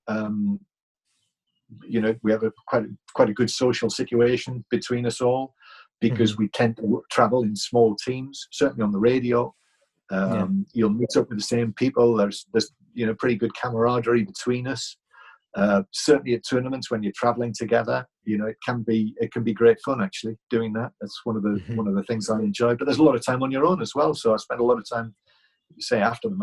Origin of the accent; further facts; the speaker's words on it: England, United Kingdom; I am English